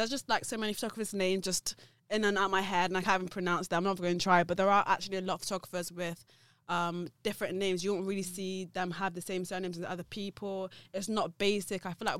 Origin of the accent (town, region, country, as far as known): Nigeria